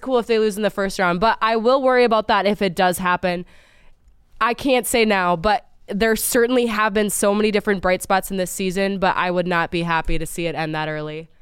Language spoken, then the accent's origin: English; Minnesota, United States; now in Philadelphia, United States; where I come from Minnesota